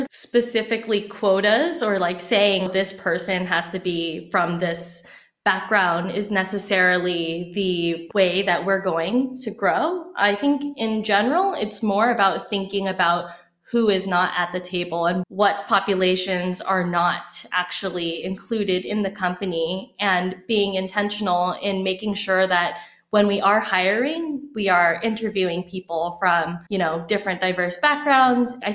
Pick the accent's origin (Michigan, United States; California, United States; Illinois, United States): California, United States; growing up in Silicon Valley